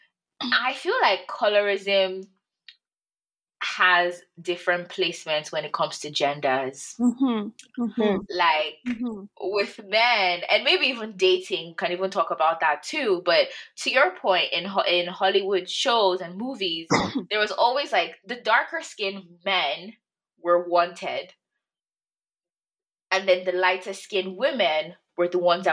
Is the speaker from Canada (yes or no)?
no; Nigeria; as a Nigerian girl